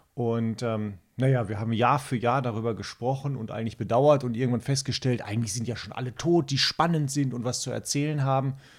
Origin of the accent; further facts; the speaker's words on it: Castrop-Rauxel, North Rhine-Westphalia, Germany; now in Spiekeroog, Germany; ich komme mitten aus der äh, Kernzielgruppe, vielleicht hört man das auch, aus dem Ruhrgebiet, aus der schönen Stadt Kastrop-Rauxel